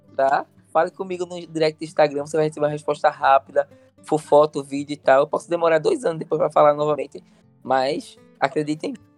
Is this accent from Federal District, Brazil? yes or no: no; Olinda, Pernambuco, Brazil; Eu sou de Olinda